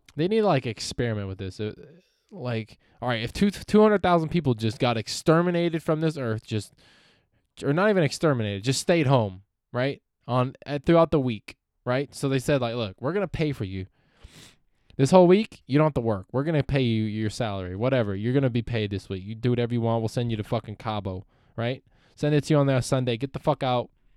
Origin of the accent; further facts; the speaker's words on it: Palmdale, California, United States; also born or lived in San Francisco Bay Area; I'm from Palmdale, California.